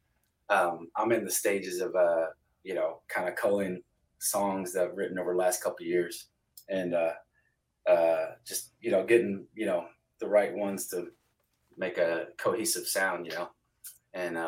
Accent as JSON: {"language": "English", "town": "Carrollton", "country": "United States", "tie": "born or raised there"}